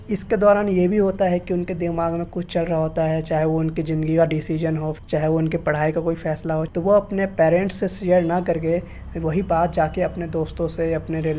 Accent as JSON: {"language": "Hindi", "region": "Delhi", "country": "India", "said": "और मैं दिल्ली का रहने वाला हूँ"}